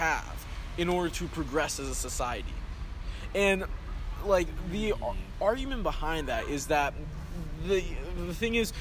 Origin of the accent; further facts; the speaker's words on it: South Dakota, United States; I was born in South Dakota